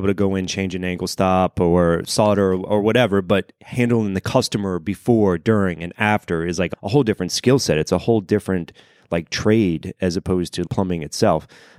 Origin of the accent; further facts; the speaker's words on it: Phoenix, Arizona, United States; we're both from the Phoenix area